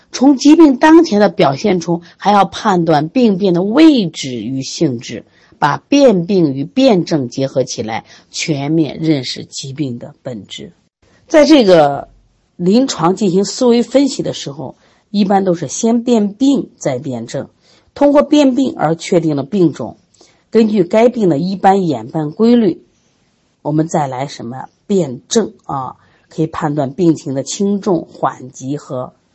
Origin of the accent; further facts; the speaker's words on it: China; 我们应该作为中国人而感觉到特别特别的骄傲